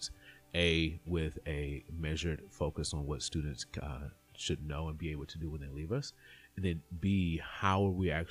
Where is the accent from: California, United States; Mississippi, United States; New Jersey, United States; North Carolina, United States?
Mississippi, United States; Terry; moved away; I grew up in a small town outside of Jackson, Mississippi, Terry, Mississippi.